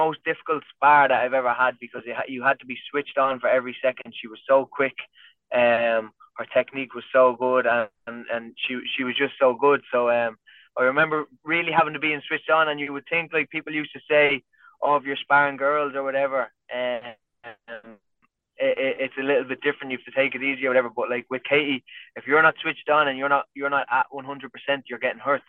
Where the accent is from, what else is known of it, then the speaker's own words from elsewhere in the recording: County Kildare, Ireland; I'm from Kildare, which is just like 20 minutes outside Dublin